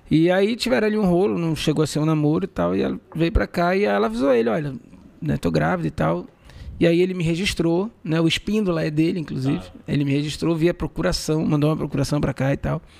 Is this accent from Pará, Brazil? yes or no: yes; Belém, Pará, Brazil; porém, eu sou nascido e criado aqui.